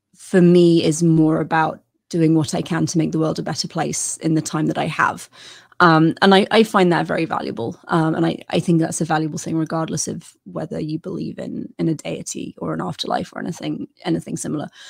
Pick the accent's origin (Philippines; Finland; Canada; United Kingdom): United Kingdom; as a British person